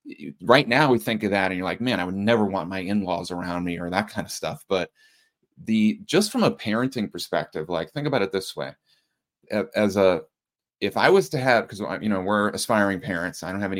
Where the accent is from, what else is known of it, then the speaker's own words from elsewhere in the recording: Reading, Massachusetts, United States; I grew up in Reading, Massachusetts